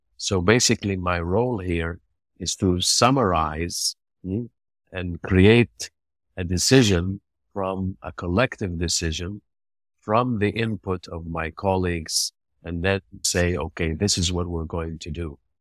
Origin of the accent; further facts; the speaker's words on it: Egypt; moved away as an adult; now in United Arab Emirates; I decided to return back to my home country, to Egypt